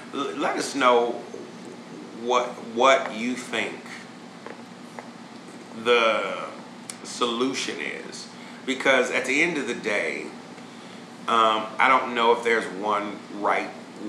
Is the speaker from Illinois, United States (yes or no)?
yes; Chicago, Illinois, United States; I grew up on the South Side, and yeah, it was tough, but I don't regret one day growing up on the South Side.